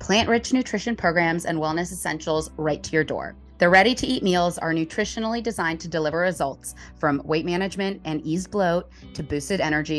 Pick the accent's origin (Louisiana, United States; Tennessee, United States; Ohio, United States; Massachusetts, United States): Ohio, United States; Columbus; I've never been, although I'm from Columbus, Ohio, so not too far.